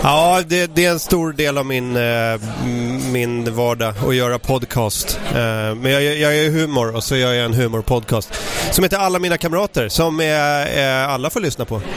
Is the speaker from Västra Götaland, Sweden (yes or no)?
no; Ösmo, Stockholm County, Sweden; jag växte upp i Ösmo, om man tar pendeltåget söderut mot Nynäs så, så finns en station där som heter Ösmo